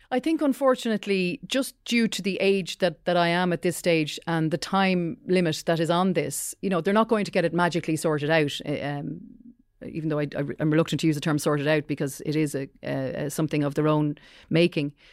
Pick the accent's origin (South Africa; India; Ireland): Ireland; County Wicklow, Leinster; I grew up in County Wicklow